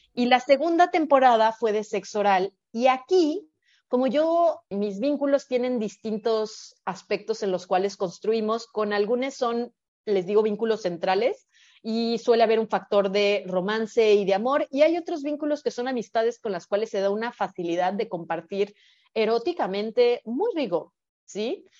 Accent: Guadalajara, Jalisco, Mexico; now in Bacalar, Mexico; yo ya tenía vínculos en Guadalajara, que es de donde soy originalmente

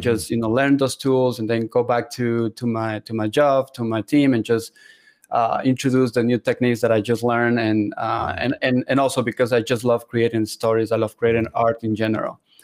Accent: Ecuador; moved away as an adult; also born or lived in Seattle, Washington; I am originally from South America, Ecuador

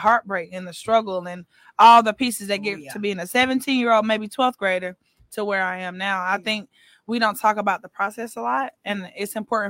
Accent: Atlanta, Georgia, United States; moved away as an adult; now in Houston, United States; No, I'm not. I'm from Atlanta.

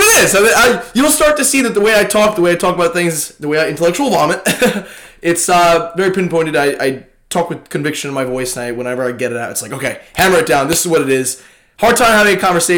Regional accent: Long Island, New York, United States; Long Island born, raised

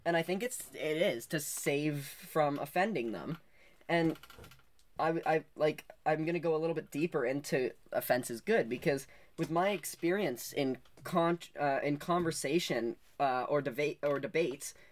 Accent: Canada; we're from Canada

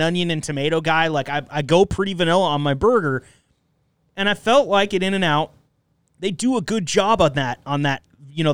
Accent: Enterprise, Oregon, United States; moved away; also born or lived in Eugene, Oregon; I grew up in Enterprise, Oregon

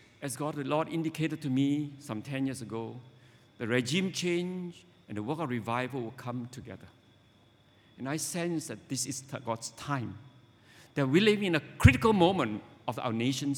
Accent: Penang, Malaysia; I grew up in Penang

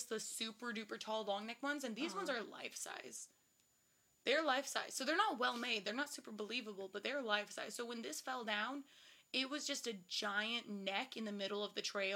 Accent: Washington, United States; I grew up in Washington, and I spent a lot of time on the Oregon coast

